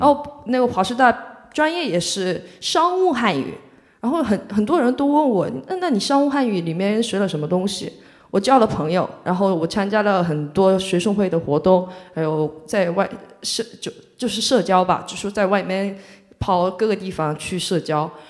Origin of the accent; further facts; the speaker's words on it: Mokpo, South Jeolla, South Korea; Chinese is a second language; moved away as an adult; now in Shanghai, China; 我是来自全罗南道的一个一个人，全罗南道的木浦市，呃，属于中国的三四四线城市吧，就是很，对，三四线城市